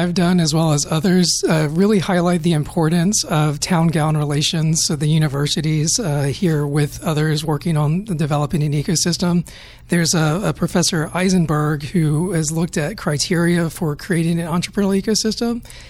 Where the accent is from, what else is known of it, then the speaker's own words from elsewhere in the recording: North Carolina, United States; now in Atlanta, United States; I'm from North Carolina originally